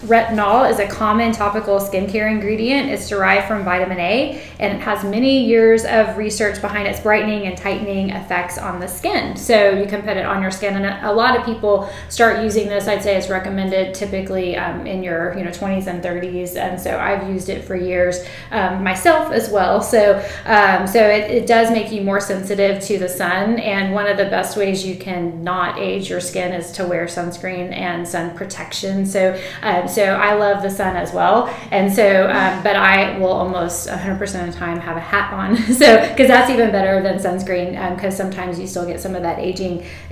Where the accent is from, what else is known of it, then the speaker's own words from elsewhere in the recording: South Texas, United States; we're from South Texas